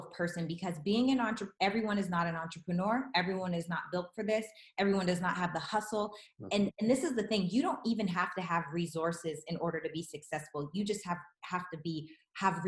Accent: Regina, Saskatchewan, Canada; now in Los Angeles, United States; I'm from Regina, Saskatchewan, and I live in Los Angeles, California. So went from little house on the prairie to big city LA.

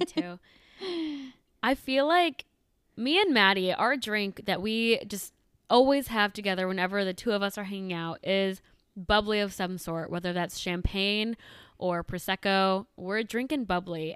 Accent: suburb of Chicago, Illinois, United States; moved away as an adult; also born or lived in Iowa; I grew up in a suburb of Chicago

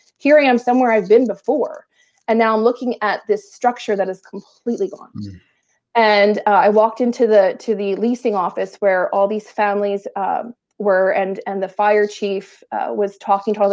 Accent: southeastern Pennsylvania, United States; also born or lived in Delaware County, Pennsylvania / Chester County, Pennsylvania / Bucks County, Pennsylvania; I'm very much southeastern Pennsylvania born and bred

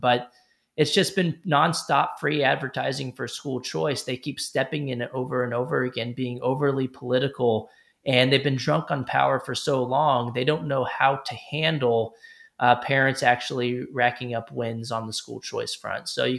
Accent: Texas, United States; Ted Cruz, senator from my home state from Texas, endorsed it.

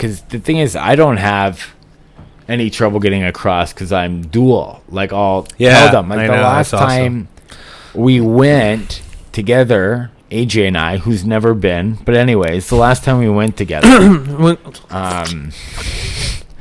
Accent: Columbus, Ohio, United States; I was born in Columbus, Ohio

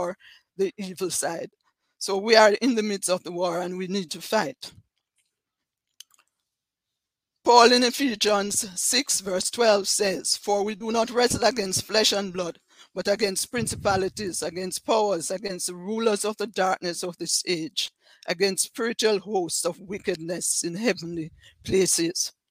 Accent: Jamaica; accent: Jamaican; I'm from Jamaica, as you can tell from my accent.

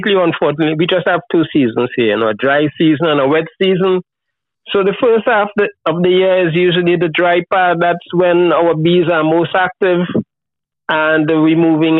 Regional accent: Trinidad & Tobago; moved away as an adult; now in Tobago, Trinidad and Tobago; I was born in Trinidad. But I've been coming to Tobago, which is, a small island, 60,000 people, 22 miles from Trinidad. My dad is from here.

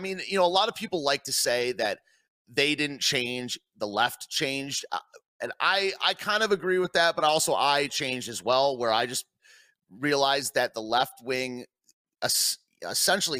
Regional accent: Michigan, United States; moved away; also born or lived in Washington, D.C.; I was raised in Michigan

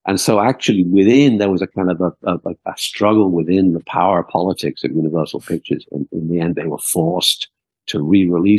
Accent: outside Liverpool, North West England, United Kingdom; I was never from London, and I grew up outside Liverpool

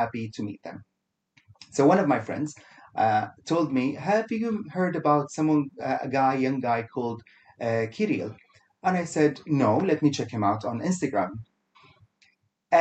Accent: Kuwait; now in Dubai, United Arab Emirates; I am from originally from Kuwait

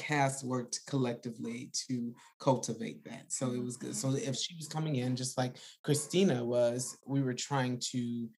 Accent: the Deep South, United States; I grew up in the South, in the deep South

